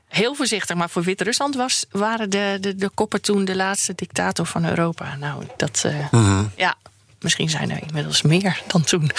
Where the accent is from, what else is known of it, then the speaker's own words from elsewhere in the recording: Groningen, Netherlands; moved away; also born or lived in Randstad; ik heb mijn eerste helft van mijn leven in Groningen. Ben ik, ik ben een Groningse, dus opgegroeid.